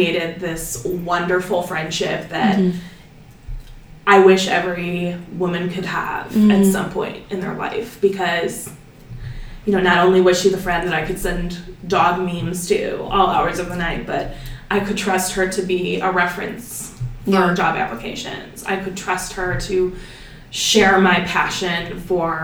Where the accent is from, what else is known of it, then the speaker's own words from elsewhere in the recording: Solon, Ohio, United States; now in Cleveland, United States; I grew up in Solon, mm-hmm. out in the suburbs, and now I live here in downtown Cleveland